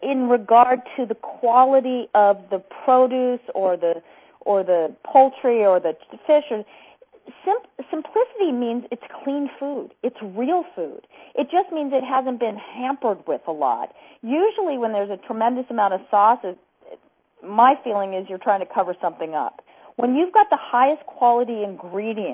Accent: Idaho, United States; I grew up in Idaho

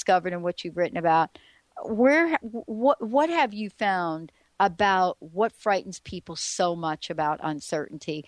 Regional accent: New York City, New York, United States; moved away; I grew up in New York

